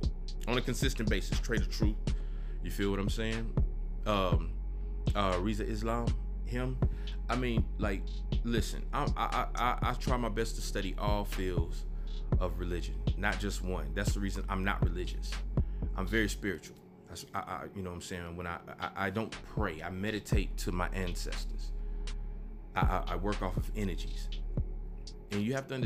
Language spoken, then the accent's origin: English; the South, United States; I'm from the South.